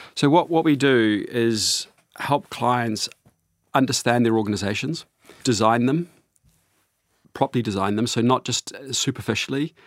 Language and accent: English; New Zealand; I grew up on a sheep farm in New Zealand